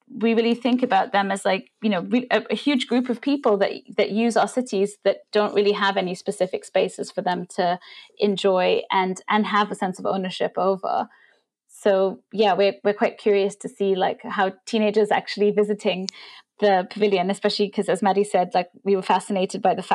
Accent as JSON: {"language": "English", "country": "India", "tie": "born or raised there", "moved": "yes", "said": "I grew up in India"}